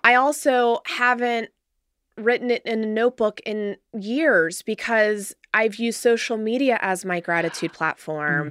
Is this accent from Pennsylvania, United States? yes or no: no; Cincinnati, Ohio, United States; born in raised here. Yeah, I'm a Cincinnati girl